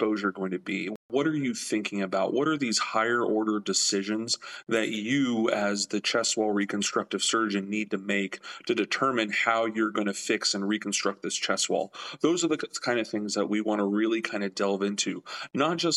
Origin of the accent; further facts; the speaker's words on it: Miami, Florida, United States; moved away as an adult; also born or lived in Louisiana / Chicago; born, raised, a third-generation Miami native